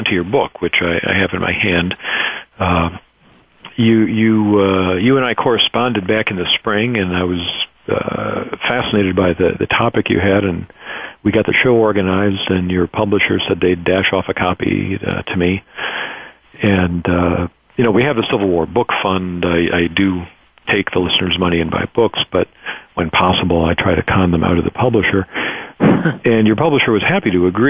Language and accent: English; Detroit, Michigan, United States; Having grown up in Detroit